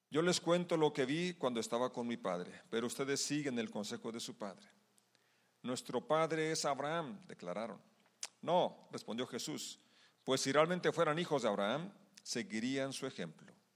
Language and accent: Spanish; Mexico; como mexicanos celebramos nuestra independencia